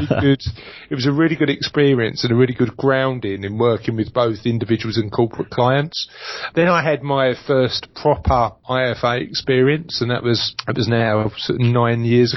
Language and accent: English; London, United Kingdom; now in Essex, United Kingdom; I come from East London, and like most people from East London, I've now live in Essex